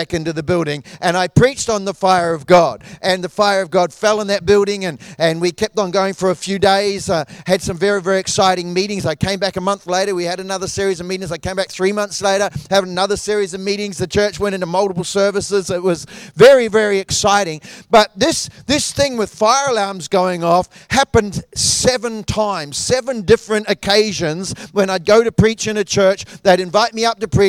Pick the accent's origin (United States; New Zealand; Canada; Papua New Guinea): New Zealand; moved away; I grew up in New Zealand